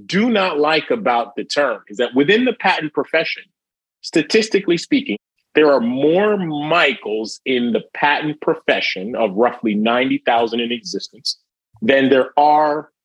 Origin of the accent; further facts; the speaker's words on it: Jamaica; moved away; I'm from a Caribbean background. I was born in Jamaica, West Indies